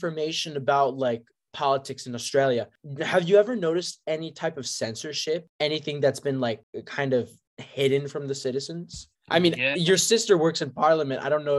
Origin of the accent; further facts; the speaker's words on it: United States; as an American